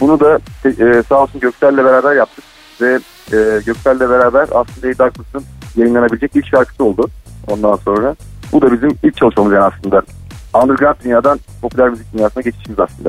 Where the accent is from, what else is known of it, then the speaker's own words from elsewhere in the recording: Ankara, Turkey; now in Istanbul, Turkey; ben normalde Ankaralıyım